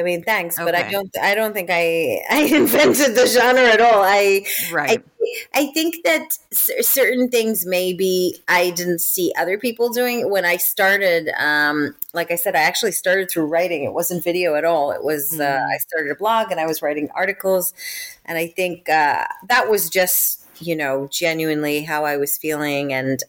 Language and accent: English; Israel; accent: American; now in United Kingdom; I live in the UK, but I'm originally from Israel. And the number one question I get asked is, why do I sound American?